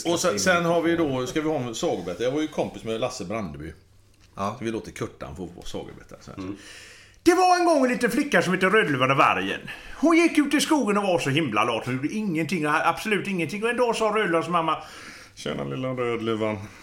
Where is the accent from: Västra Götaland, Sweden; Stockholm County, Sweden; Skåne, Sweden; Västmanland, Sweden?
Västra Götaland, Sweden; Gothenburg; vi bodde där på Fjäringsgatan. Hisingen